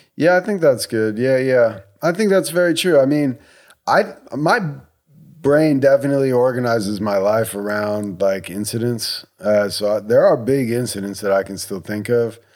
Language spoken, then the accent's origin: English; United States